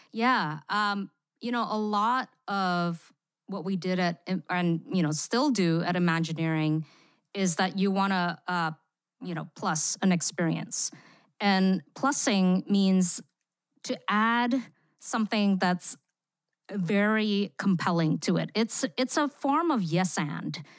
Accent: Singapore; moved away; also born or lived in Indonesia; I grew up in Singapore. I lived there for fifteen years where I attended an American school

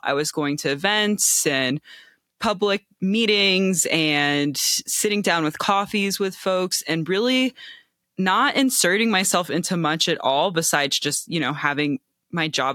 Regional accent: Cincinnati, Ohio, United States; also born or lived in Bay Area; now in New Mexico, United States; I'm from Cincinnati originally.

